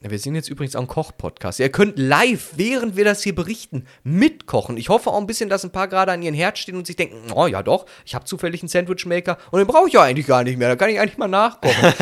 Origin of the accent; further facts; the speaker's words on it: Italy; Ja, doch, also ich glaube, mich als Italiener wird das ganz schön sauer machen, wenn Leute Pizza Hawaii mögen würden, ja.